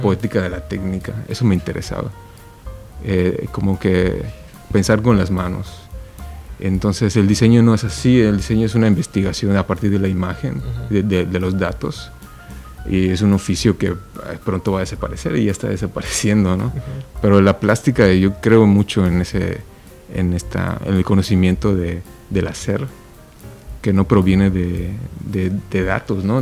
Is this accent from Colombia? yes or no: no; Yucatán, Mexico; now in Oaxaca, Mexico; contento de estar aquí en mi tierra